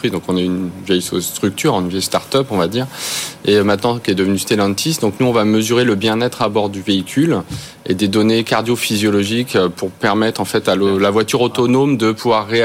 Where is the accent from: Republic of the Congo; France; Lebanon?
France; Nous, on est, on est français, on veut rester en France.